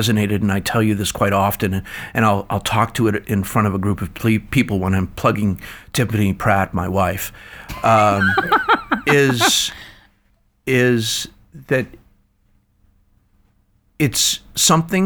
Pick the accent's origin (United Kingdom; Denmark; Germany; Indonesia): United Kingdom; Scotland; now in Ontario, Canada; I'm a Scotsman.